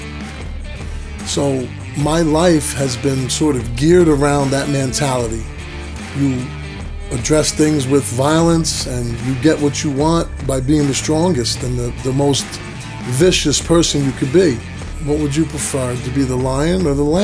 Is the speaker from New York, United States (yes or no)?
no; Garfield, New Jersey, United States; I grew up here in North Jersey, mostly around Garfield, Lodi area.